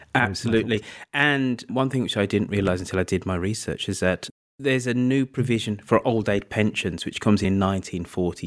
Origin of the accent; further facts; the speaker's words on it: Birmingham, West Midlands, United Kingdom; as a Brummie